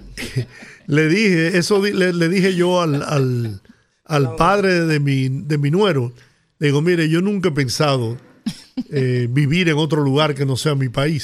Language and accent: Spanish; Dominican Republic; yo soy dominicano y de verdad que yo no puedo vivir fuera del país